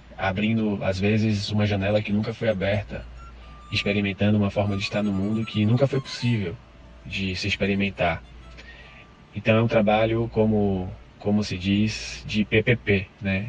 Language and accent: Portuguese; Salvador, Bahia, Brazil; sou de Salvador, sou psicólogo e professor de yoga